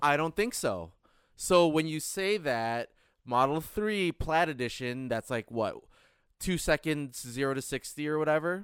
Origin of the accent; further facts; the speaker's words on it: Michigan, United States; moved away; I grew up in Michigan where going seven mile per, seven miles per hour over the speed limit is a ticket.